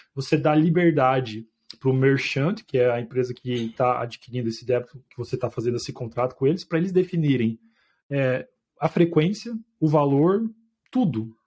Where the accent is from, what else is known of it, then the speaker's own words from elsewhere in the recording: Londrina, Paraná, Brazil; moved away as an adult; now in London, United Kingdom; lá na minha cidade, Londrina